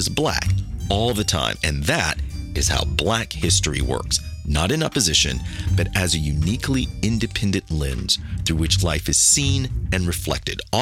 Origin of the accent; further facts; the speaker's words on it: Kansas City, United States; I grew up in Kansas City, a little bit isolated from any underground artist movement